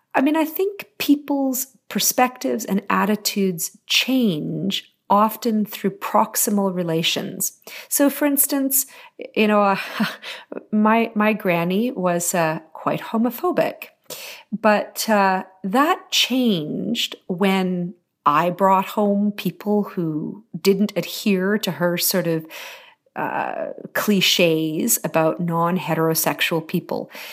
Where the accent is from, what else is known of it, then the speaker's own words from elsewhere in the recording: Terrace, British Columbia, Canada; also born or lived in Haida Gwaii; I grew up in very, very small, remote communities in, in British Columbia. I grew up on Haida Hawaiian and Terrace.